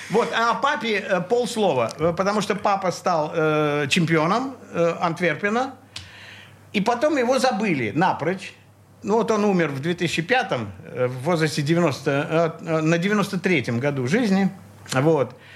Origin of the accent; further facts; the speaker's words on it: Saint Petersburg, Russia; Я родился в Ленинграде. Ты коренной ленинградец? Да, и не только по маме и папе, а еще по бабушкам и дедушкам, по прадедушкам, по прапрапрадедушкам